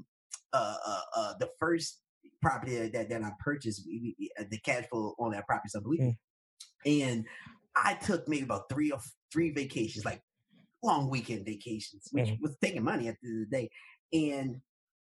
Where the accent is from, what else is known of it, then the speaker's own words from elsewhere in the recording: Philadelphia, Pennsylvania, United States; I'm from North Philadelphia